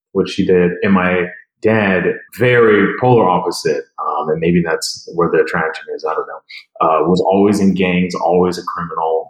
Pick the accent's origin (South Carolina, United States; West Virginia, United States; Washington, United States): Washington, United States; Seattle; also born or lived in New Orleans; I was born and raised here in the South End, actually, in Skyway